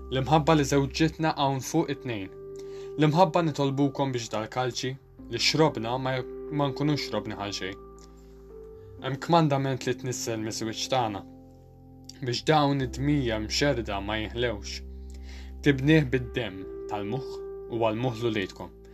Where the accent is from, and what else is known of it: Malta